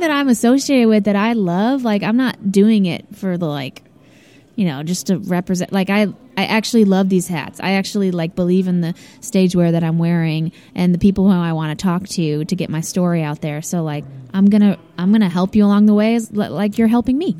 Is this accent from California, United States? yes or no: no; St. Louis, Missouri, United States; moved away as an adult; also born or lived in Columbia, Missouri; now in Nashville, United States; I'm originally from St. Louis, Missouri